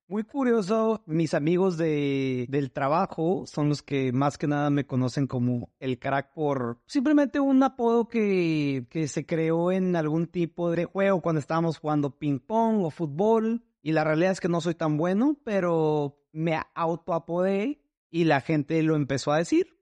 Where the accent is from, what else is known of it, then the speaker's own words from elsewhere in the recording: Tijuana, Baja California, Mexico; moved away as an adult; also born or lived in Guadalajara, Mexico / Mexico City, Mexico; now in Seattle, United States; Yo crecí viviendo en Tijuana